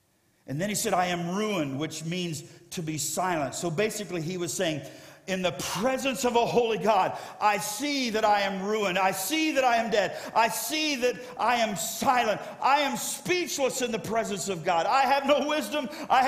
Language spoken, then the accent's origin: English; Ohio, United States; born there; Many of you know I was born in Ohio, but I didn't live in Ohio because my parents were traveling evangelists.